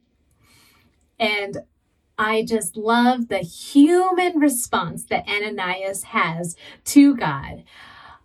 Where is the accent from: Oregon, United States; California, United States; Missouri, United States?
California, United States; San Diego; I was born and raised in San Diego. And growing up as a Southern California girl